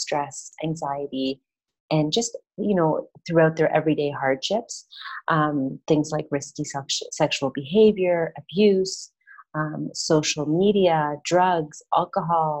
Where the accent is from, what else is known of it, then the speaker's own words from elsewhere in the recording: Canada; moved away as an adult; also born or lived in Toronto, Canada; now in Medellin, Colombia; I'm Canadian.